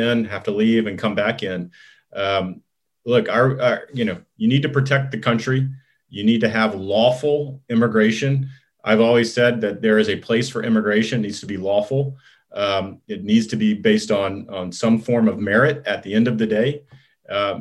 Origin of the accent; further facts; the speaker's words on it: Texas, United States; I grew up in Texas